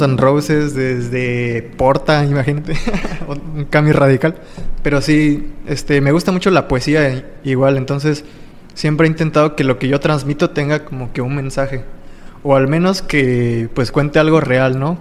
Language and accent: Spanish; Playa del Carmen, Quintana Roo, Mexico; also born or lived in Naucalpan, State of Mexico / Tultepec, State of Mexico; ya llevo unos diecisiete, dieciocho años radicando aquí en Playa del Carmen. Me trajeron aquí a vivir como a los cinco años